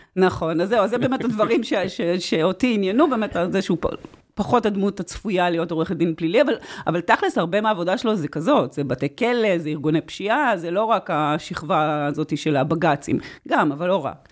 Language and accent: Hebrew; Israel; אני קיבוציקית במקור